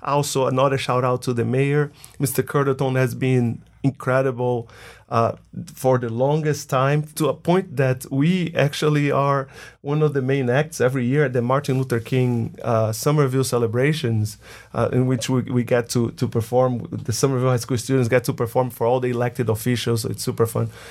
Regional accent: Bahia, Brazil; moved away as an adult; now in United States; I'm from Brazil, more specifically from the northeast of Brazil. a state called Bahia.

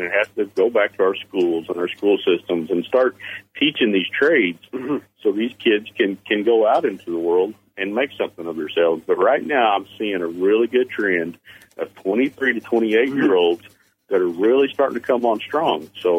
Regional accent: the Ozarks, United States; Deer Camp, to me, it's been a tradition growing up in the Ozarks.

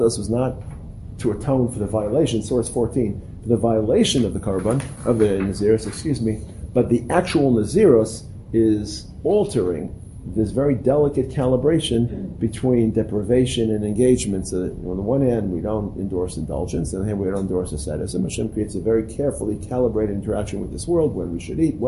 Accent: New York City, New York, United States; when I was growing up in Brooklyn, we couldn't get pineapples

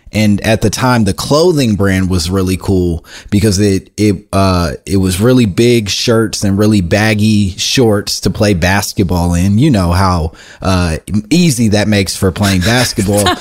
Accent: Oak Park, Illinois, United States; I grew up in in Oak Park, in, eh, outside of Chicago

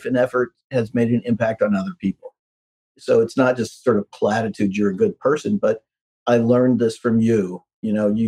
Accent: Midwest, United States; I'm from the Midwest

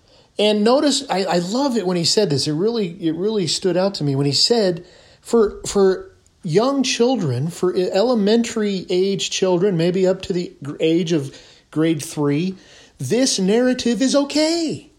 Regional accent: California, United States; moved away as an adult; So I'm a California kid, born and raised California.

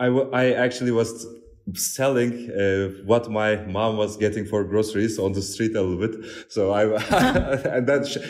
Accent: Turkey; moved away; I'm coming from Turkey

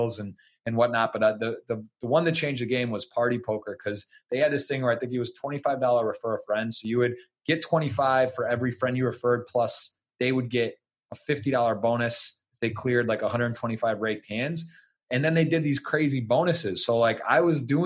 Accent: Ann Arbor, Michigan, United States; moved away as an adult; also born or lived in Baltimore; I'm from Ann Arbor.

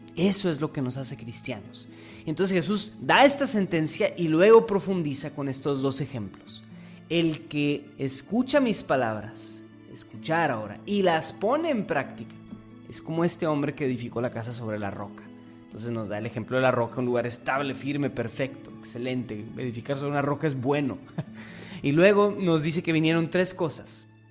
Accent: Mexico; como iglesia mexicana

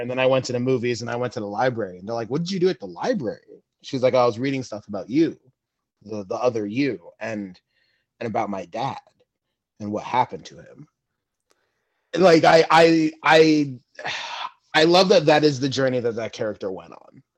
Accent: New York, United States; I'm a New Yorker.

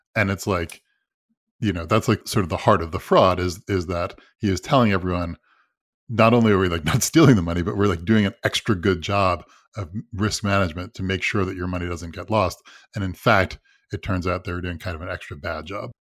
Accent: Long Island, New York, United States; I grew up on Long Island

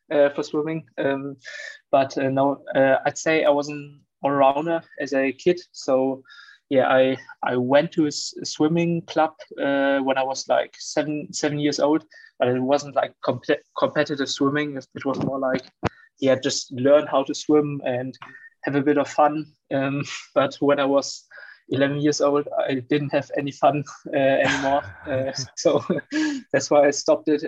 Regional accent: Wolfsburg, Lower Saxony, Germany; moved away as an adult; now in Darmstadt, Germany; I grew up in Wolfsburg. It's northern Germany

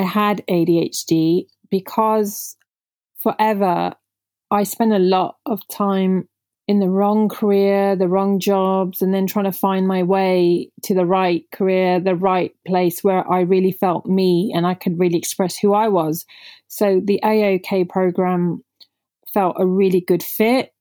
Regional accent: United Kingdom; first language Punjabi; English is a second language; I'm Indian origin, so I remember not even speaking English when I was growing up 'cause I was raised by my grandparents at home while my parents the typical immigrants, parents were out working really hard in the U K

